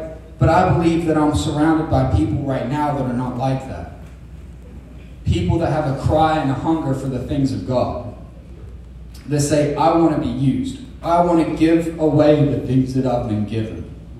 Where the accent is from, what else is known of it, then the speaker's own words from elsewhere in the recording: England, United Kingdom; Obviously, I'm from England, so I know about pounds, and I know about euros